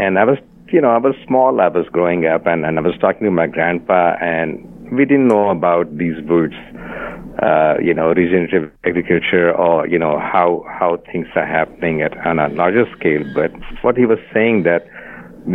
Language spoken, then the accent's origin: English; India; I was born and brought up in India